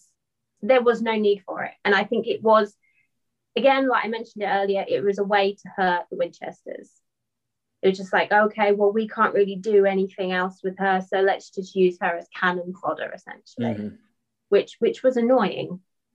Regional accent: England, United Kingdom; especially obviously because I'm English, was the accent.

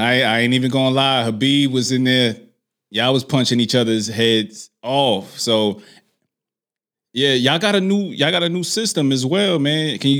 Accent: New York, United States; I'm from New York

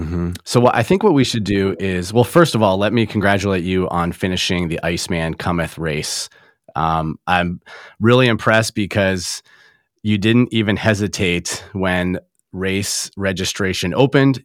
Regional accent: Traverse City, Michigan, United States; my hometown of Traverse City, Michigan

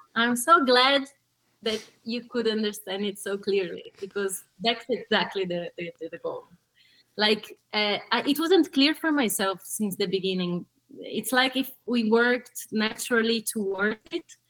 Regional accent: São Paulo, Brazil; also born or lived in Tuscany, Italy; now in Italy; I was born in Sao Paulo, Brazil, which you know it's hmm. pretty big. Mm-hmm um, chaotic. Uh, so I met life that simple and poverty, misery, all that stuff you probably know. Mm-hmm. Uh, and I, I lived there for 10 years.

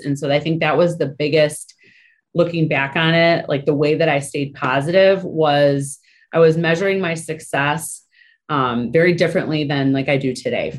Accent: Michigan, United States; moved away as an adult; I was born and raised in Michigan

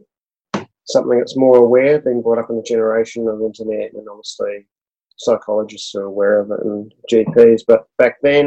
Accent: Auckland, New Zealand; moved away as an adult; now in Australia; I grew up in Auckland, across the ditch in New Zealand. So yep. I lived there, grew up there as a child, lived there till I was about 29. I moved over here at that point in time

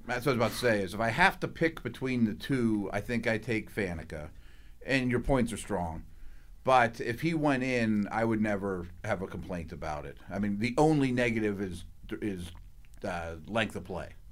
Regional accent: Pittsburgh, Pennsylvania, United States; moved away; I grew up in Pittsburgh

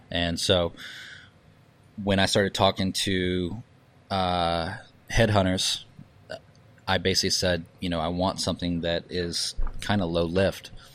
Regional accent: Charleston, South Carolina, United States; moved away; also born or lived in New York / San Francisco; I was born in Charleston

